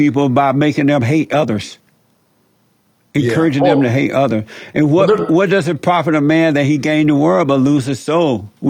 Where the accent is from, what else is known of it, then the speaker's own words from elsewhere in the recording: Alabama, United States; I grew up in Alabama, home Alabama, on a plantation.